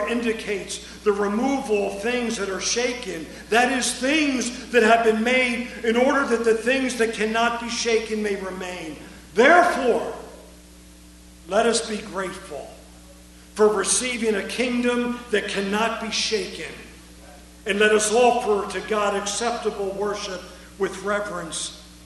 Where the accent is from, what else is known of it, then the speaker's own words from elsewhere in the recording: United States; also born or lived in Eastern Europe; I'm an American.